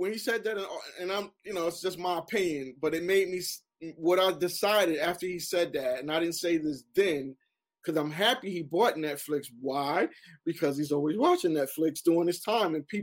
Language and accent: English; Newark, New Jersey, United States; Growing up in Newark